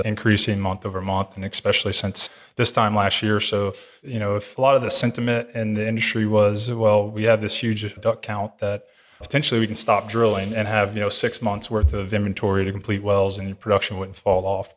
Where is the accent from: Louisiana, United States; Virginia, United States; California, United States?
Louisiana, United States; growing up in Louisiana, it's pretty, pretty rural area